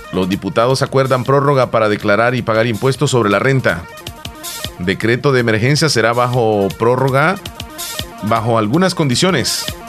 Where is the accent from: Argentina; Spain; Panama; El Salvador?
El Salvador; un país como El Salvador